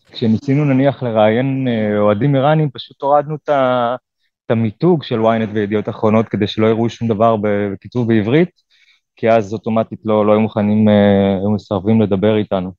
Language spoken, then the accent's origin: Hebrew; Israel